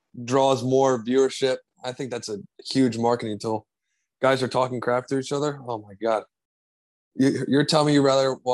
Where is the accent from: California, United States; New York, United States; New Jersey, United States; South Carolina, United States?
New Jersey, United States; Sayreville; I grew up in Sayreville, New Jersey